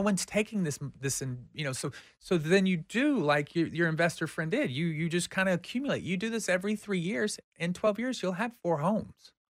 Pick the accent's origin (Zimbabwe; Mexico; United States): United States; we are Americans